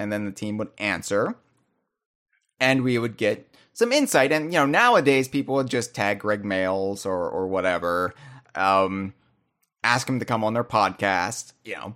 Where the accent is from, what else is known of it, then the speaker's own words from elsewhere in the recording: United States; I was a sheltered American youth. who didn't really have much exposure, you know, outside of my home country at the time